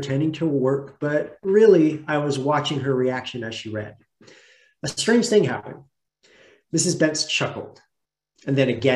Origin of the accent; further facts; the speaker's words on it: Melrose, Oregon, United States; I grew up in Oregon, outside of a town called Roseburg, in a tiny little community by the name of Melrose.